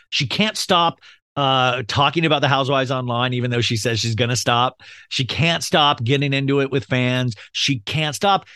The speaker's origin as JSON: {"language": "English", "region": "Kansas", "country": "United States", "tie": "born or raised there", "said": "I grew up in Kansas"}